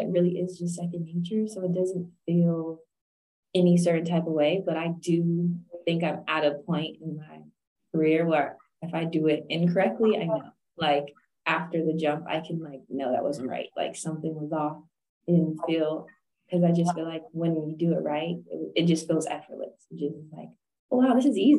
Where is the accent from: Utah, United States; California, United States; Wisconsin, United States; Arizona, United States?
California, United States; San Jose; moved away as an adult; also born or lived in Missouri; I'm originally from California, San Jose, California, Bay Area.